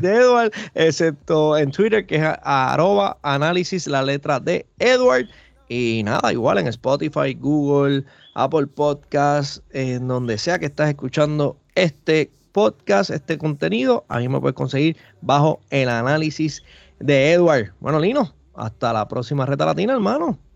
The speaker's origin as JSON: {"language": "Spanish", "country": "Puerto Rico", "said": "como decimos acá en Puerto Rico"}